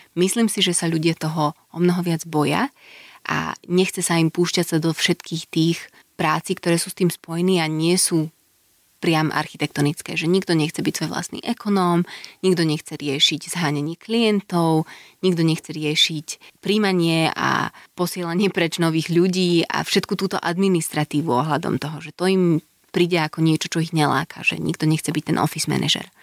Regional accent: Slovakia; moved away as an adult; also born or lived in Glasgow, United Kingdom / Copenhagen, Denmark; now in Bratislava, Slovakia; odišla som zo Slovenska, keď som mala čerstvých 18, žila som mimo vyše 7 rokov

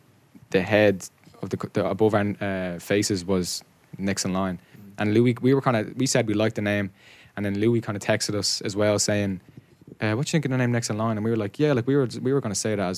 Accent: Dublin, County Dublin, Ireland; I'm from Dublin.

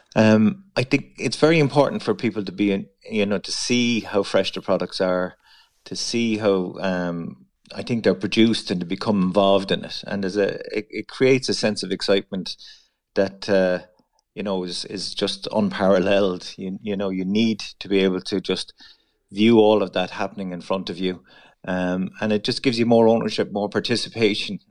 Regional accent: Mitchelstown, Munster, Ireland; moved away as an adult; also born or lived in Dublin; I am um, from Mitchelstown, Kilworth area, so North Cork. I was born in North Cork

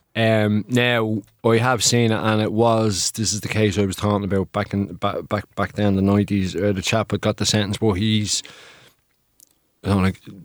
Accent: Dublin, Leinster, Ireland; northeast in our city, which, uh, my family and I are originally from

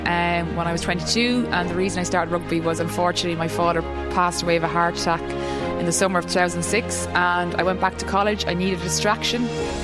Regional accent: Leinster, Ireland; I'm from Laois

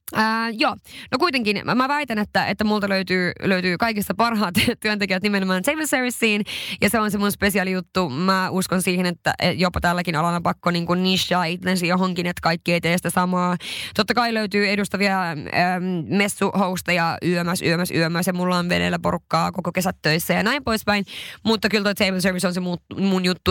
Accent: Sweden; also born or lived in Levi, Finland; now in Helsinki, Finland; mä olin Ruotsista kotoisin

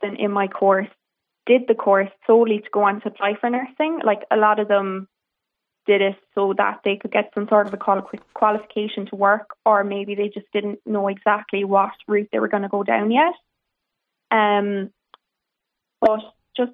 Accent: Cork, Munster, Ireland; I'm from Cork myself

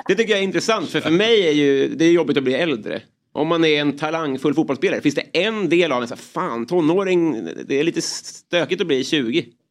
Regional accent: Kallhäll, Stockholm County, Sweden; moved away; jag är också från Kallhäll

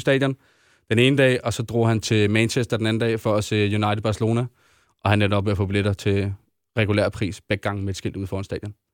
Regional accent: Denmark; vi er danskere

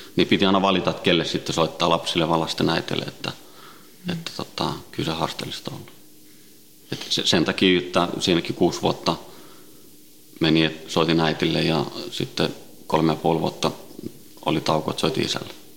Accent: Helsinki, Uusimaa, Finland; also born or lived in Sweden; Ruotsin lähiössä kasvanut ja syntynyt ja, ja tota, viisivuotiaana noin tultiin Suomeen, Itä-Helsinkiin

